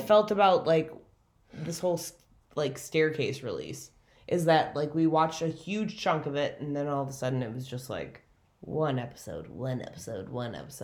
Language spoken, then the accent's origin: English; Minneapolis, Minnesota, United States; also born or lived in South Bend, Indiana; back home to Minneapolis